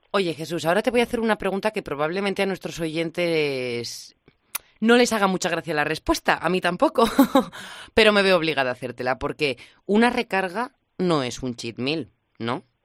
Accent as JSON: {"language": "Spanish", "region": "La Rioja", "country": "Spain", "said": "como buena riojana"}